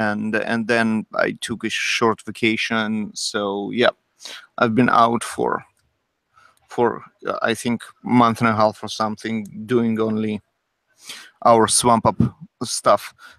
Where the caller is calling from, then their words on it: Sunnyvale, California, United States; broadcasting you from Sunnyvale, California.